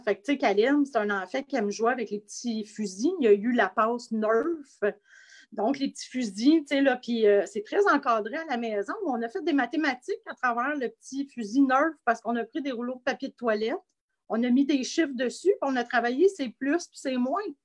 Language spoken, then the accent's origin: French; Asbestos, Quebec, Canada; mon coin de pays à Asbestos, en Estrie